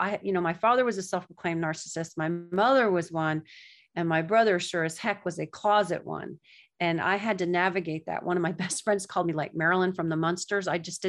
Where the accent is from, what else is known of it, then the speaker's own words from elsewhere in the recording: the South, United States; now in New York, United States; That's why I love living in New York, because I didn't have to guess. And I'm from the South, where everybody says, bless your heart.